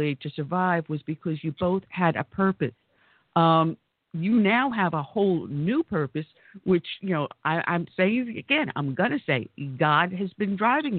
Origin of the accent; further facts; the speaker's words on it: New York, United States; accent: New York; now in South Carolina, United States; I'm originally from New York